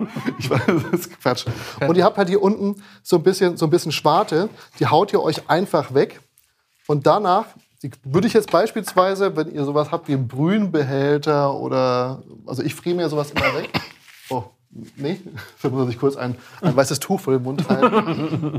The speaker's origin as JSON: {"language": "German", "town": "Frankfurt", "region": "Hesse", "country": "Germany", "moved": "yes", "lives_now": "Berlin, Germany", "said": "ich bin ja eigentlich aus Frankfurt"}